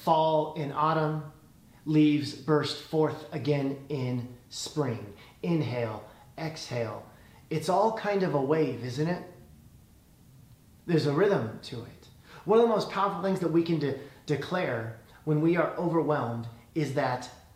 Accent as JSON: {"language": "English", "region": "Illinois", "country": "United States", "tie": "born or raised there", "moved": "yes", "lives_now": "California, United States", "said": "When I was a kid, I grew up in Illinois"}